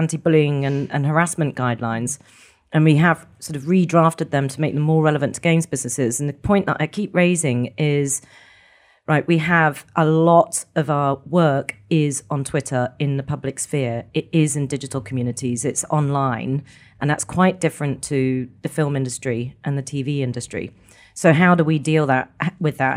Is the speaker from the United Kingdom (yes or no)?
yes; Scotland, United Kingdom; we're Scottish